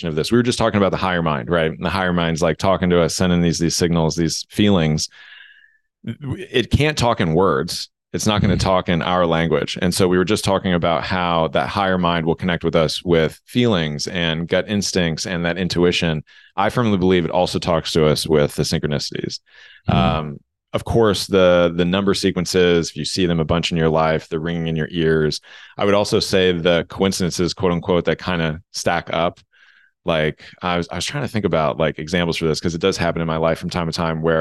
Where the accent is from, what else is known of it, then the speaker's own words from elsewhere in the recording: Los Angeles, California, United States; I'm from